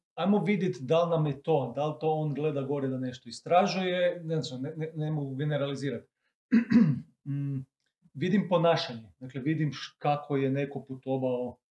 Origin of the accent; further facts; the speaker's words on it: Croatia; kod nas u Hrvatskoj